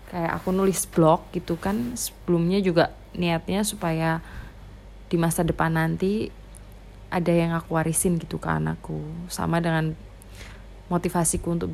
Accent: Java, Indonesia; accent: medok; karena logatku medok kental banget kayak gini ya suaranya medok banget

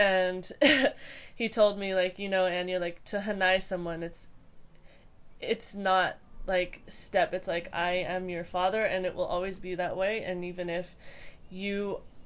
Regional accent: Hawaii, United States; I grew up in Hawaii

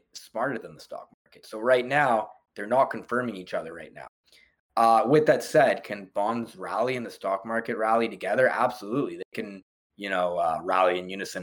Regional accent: Canada; as Canadian investors

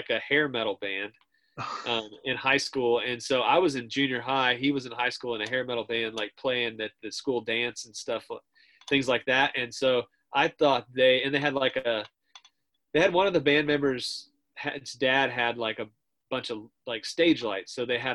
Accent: Martinsville, Indiana, United States; I was from a town called Martinsville

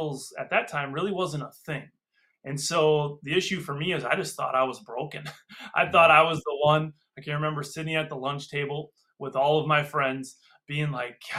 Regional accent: Freedom, Wisconsin, United States; I'm from Freedom, Wisconsin

